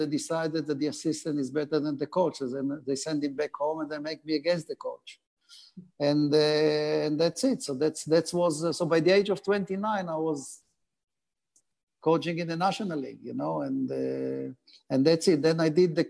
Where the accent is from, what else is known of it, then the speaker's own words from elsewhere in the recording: Haifa, Haifa District, Israel; English is a second language; moved away as an adult; now in Australia; I come from Haifa, which have the famous team Maccabi Haifa, and I was part of the junior setup